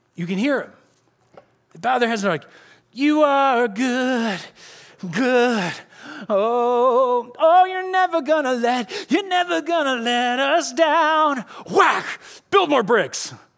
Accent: United States; I'm an American

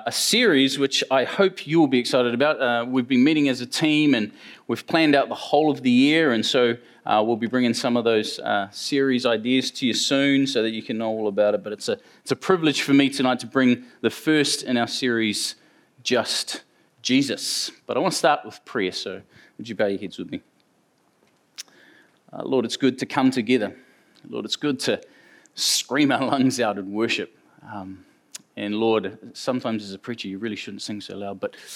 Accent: Auckland, New Zealand; West Auckland's a good place. It's where I was born and grew up

